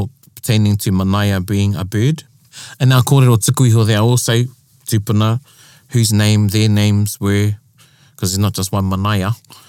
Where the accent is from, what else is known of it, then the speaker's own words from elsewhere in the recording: New Zealand; I say I'm a Māori from Aotearoa. Yeah, I'm Māori.